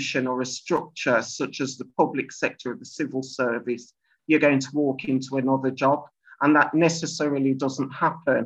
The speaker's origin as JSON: {"language": "English", "town": "Birmingham", "region": "West Midlands", "country": "United Kingdom", "tie": "born or raised there", "said": "I live in Handsworth in Birmingham, which is classed as one of the deprived inner city suburbs areas of the UK. And also, I was born in Birmingham"}